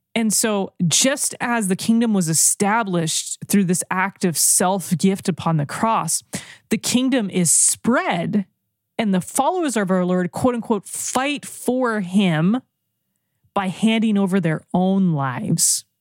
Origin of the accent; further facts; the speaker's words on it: United States; I'm an American.